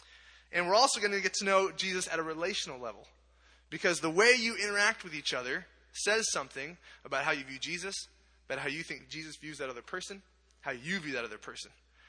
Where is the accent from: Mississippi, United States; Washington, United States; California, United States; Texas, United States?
Washington, United States; Bellingham; I come from Bellingham, Washington, which is almost as far up in the northwest of the corner as you can get. We're about 20 minutes from the farthest corner.